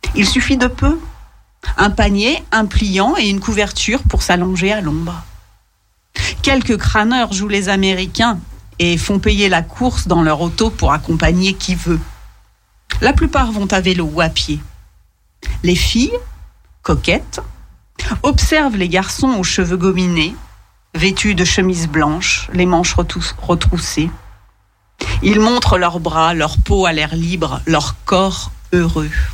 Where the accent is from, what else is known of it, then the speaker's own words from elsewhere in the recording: Lyon, Auvergne-Rhône-Alpes, France; quand on est lyonnais